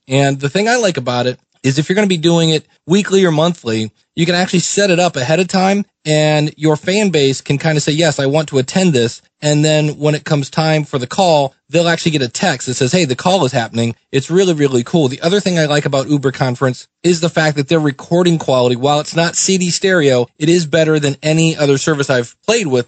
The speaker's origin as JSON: {"language": "English", "town": "Akron", "region": "Ohio", "country": "United States", "tie": "born or raised there", "also_born_or_lived": "Cleveland, Ohio", "said": "I grew up in Akron, Ohio"}